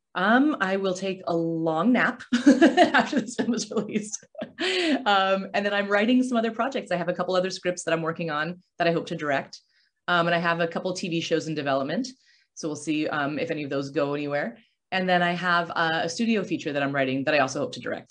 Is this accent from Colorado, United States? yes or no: yes; Aurora, Colorado, United States; moved away as an adult; also born or lived in California; I grew up in Aurora, Colorado